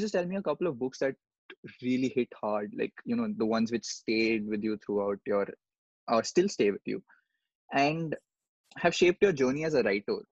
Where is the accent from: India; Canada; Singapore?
India; There are almost 135 crore people here.